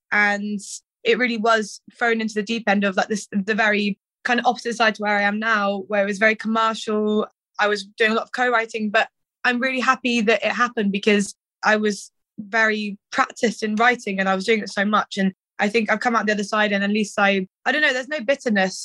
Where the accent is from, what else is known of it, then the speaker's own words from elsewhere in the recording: Cirencester, South West England, United Kingdom; also born or lived in Stroud; I'm from bloody Cirencester